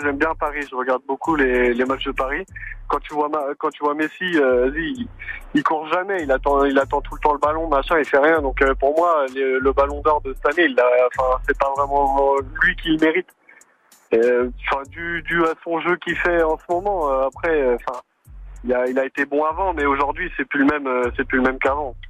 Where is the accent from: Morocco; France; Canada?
Morocco; je suis marocain